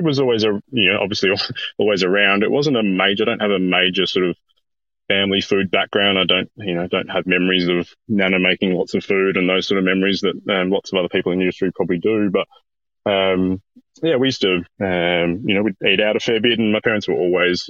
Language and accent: English; South Australia, Australia; I'm from South Australia originally.